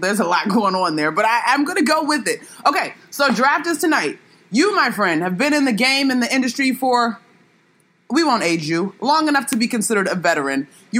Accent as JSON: {"language": "English", "town": "Washington", "region": "District of Columbia", "country": "United States", "tie": "born or raised there", "said": "God only knows what's going on in D.C., my hometown"}